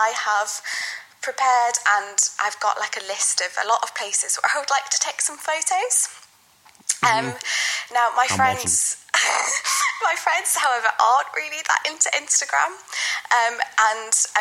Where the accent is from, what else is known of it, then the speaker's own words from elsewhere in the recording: Preston, North West England, United Kingdom; also born or lived in London; now in Liverpool, United Kingdom; I'm originally from Preston